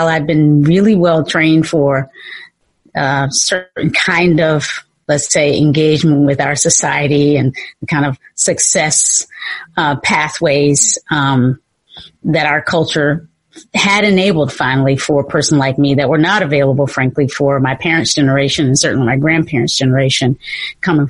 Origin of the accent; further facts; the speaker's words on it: Kinston, North Carolina, United States; moved away as an adult; also born or lived in Virginia; now in San Francisco, United States; I was born in North Carolina.